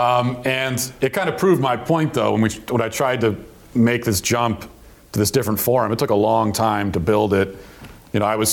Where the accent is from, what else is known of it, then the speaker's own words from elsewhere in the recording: Baltimore, Maryland, United States; from Maryland and from the kind of the Baltimore area